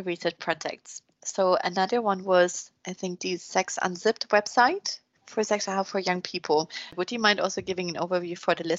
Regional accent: Germany; moved away; I'm from Germany

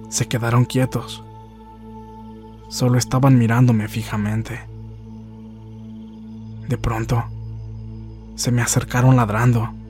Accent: Zacatecas, Mexico; Yo soy del estado de Zacatecas.

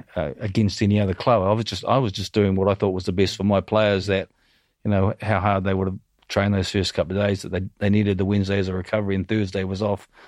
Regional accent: New Zealand; moved away as an adult; growing up in New Zealand, I came from a, a, a pretty humble background.

